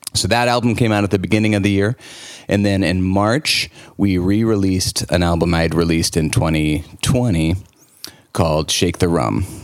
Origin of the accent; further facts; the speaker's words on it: St. Louis, Missouri, United States; moved away as an adult; now in New Orleans, United States; I grew up in St. Louis, Missouri, which is a good music city as well